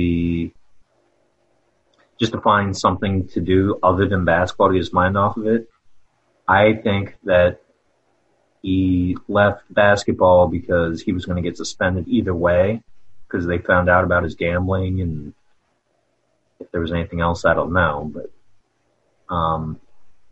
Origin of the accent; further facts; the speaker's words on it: Havre de Grace, Maryland, United States; I'm from Havre de Grace, Maryland.